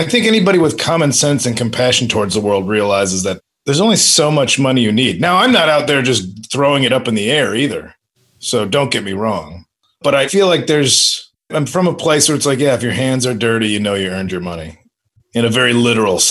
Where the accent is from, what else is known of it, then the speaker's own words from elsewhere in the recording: the Midwest, Illinois, United States; moved away; I'm from the Midwest.